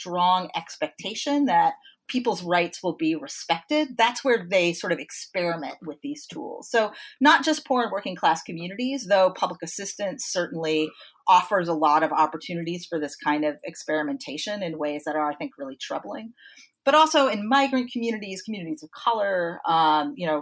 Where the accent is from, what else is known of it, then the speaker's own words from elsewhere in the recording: Troy, New York, United States; in my hometown here in Troy, New York